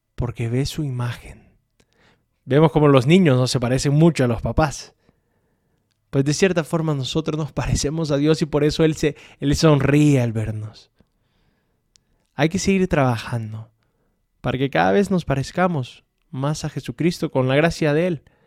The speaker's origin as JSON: {"language": "Spanish", "country": "El Salvador", "moved": "yes", "lives_now": "Aguascalientes, Mexico", "said": "Soy del Salvador"}